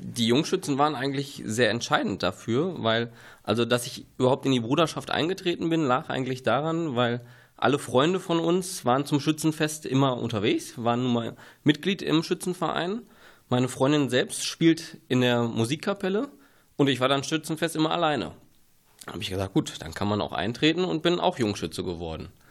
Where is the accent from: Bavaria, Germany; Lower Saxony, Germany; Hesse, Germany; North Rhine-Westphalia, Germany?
North Rhine-Westphalia, Germany; Ruhr area; moved away as an adult; now in Günne, Germany; Ich komme eigentlich aus dem Ruhrgebiet